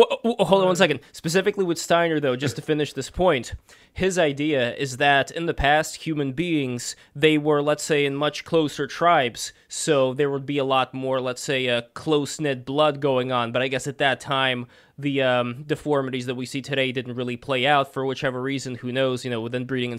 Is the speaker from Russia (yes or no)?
yes; Saint Petersburg, Russia; I'm also an immigrant. I'm originally from St. Petersburg, Russia, and I'm part Russian from my dad's side, part Jewish from my mom's side.